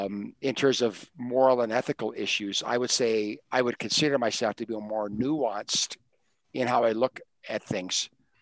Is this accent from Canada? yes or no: yes; Canada; I'm Canadian, so I'm part of Canadian culture.